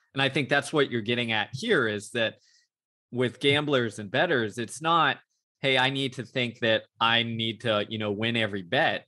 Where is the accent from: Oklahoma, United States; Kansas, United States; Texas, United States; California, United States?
Texas, United States; Houston; my hometown of Houston, Texas